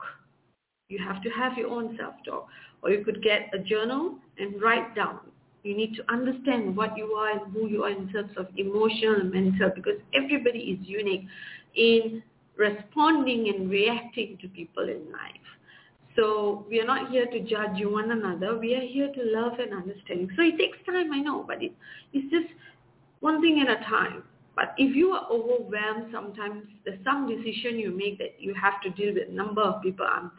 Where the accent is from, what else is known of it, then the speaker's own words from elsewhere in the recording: Malaysia; I'm from Malaysia.